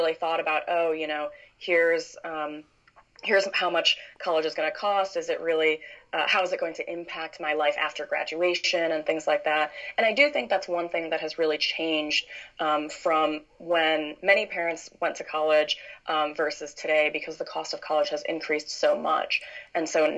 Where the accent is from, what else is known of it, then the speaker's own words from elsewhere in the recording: Chicago suburbs, Illinois, United States; now in San Francisco, United States; I'm originally from the Chicago suburbs